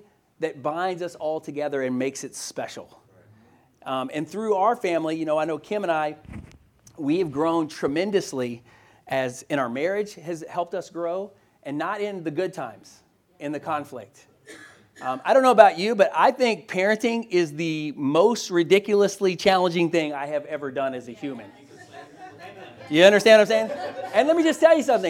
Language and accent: English; Louisville, Kentucky, United States; also born or lived in Boston, Massachusetts; move back to my hometown of Louisville, Kentucky